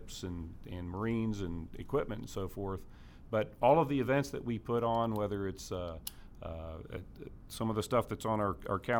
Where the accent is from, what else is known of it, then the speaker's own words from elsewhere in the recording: Raleigh, North Carolina, United States; I grew up in Raleigh, North Carolina, and lived there pretty much my whole young life